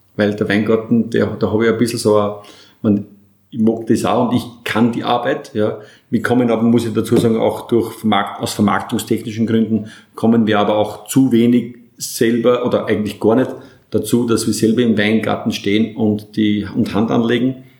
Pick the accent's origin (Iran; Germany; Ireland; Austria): Austria; Burgenland; als Burgenländer